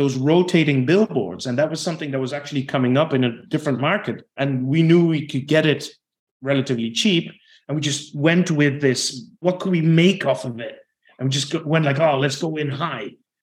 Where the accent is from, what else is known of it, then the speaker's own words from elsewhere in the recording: Netherlands; English is a second language; I'm originally from the Netherlands, right? So I do have a bit of an accent in whichever language I speak.